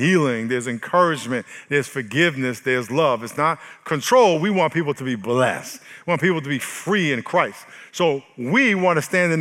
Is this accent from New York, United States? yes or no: yes; New York, United States; now in San Diego, United States; I am from New York